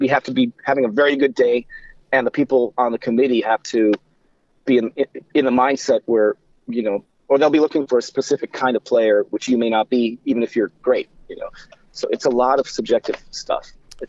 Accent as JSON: {"language": "English", "region": "Midwest", "country": "United States", "tie": "born or raised there", "said": "I grew up in the Midwest. I'm an Indians fan. As heartbreaking as that is."}